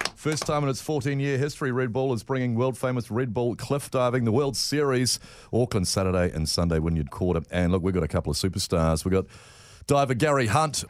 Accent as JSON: {"language": "English", "country": "Colombia", "said": "I'm from Colombia"}